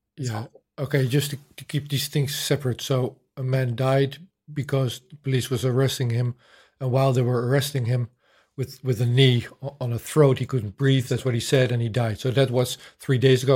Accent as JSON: {"language": "English", "country": "Netherlands", "tie": "born or raised there", "said": "I grew up in the Netherlands. I was born in 1970"}